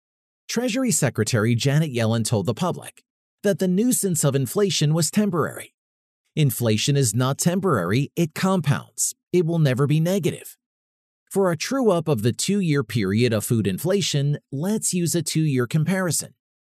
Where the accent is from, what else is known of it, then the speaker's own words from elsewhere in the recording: Brookfield, Wisconsin, United States; Drive a few miles down a main road in my hometown of Brookfield, Wisconsin, and you'll see many gas stations.